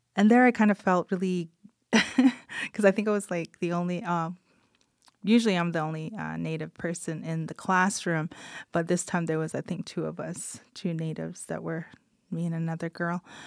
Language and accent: English; Kainai Nation, Alberta, Canada; little blood woman from the Kainai Nation. So I am Blackfoot.